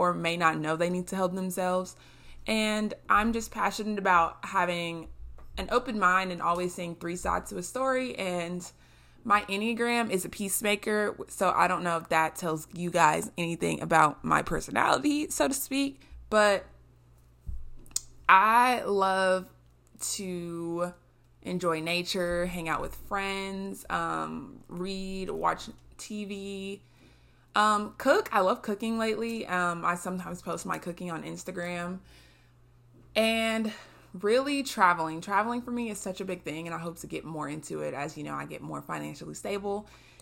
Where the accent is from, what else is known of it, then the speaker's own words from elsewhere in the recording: Texas, United States; I am from Texas